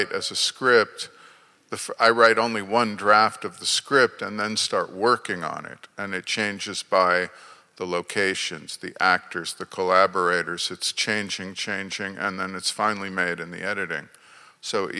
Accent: Akron, Ohio, United States; I'm from Akron, Ohio

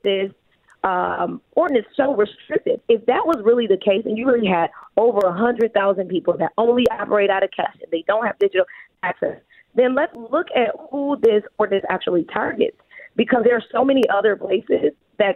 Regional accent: Detroit, Michigan, United States; I'm from the Detroit West Side

